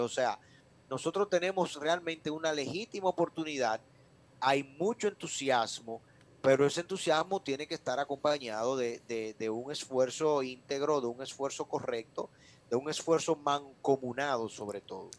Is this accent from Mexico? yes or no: no; Dominican Republic; nosotros como dominicanos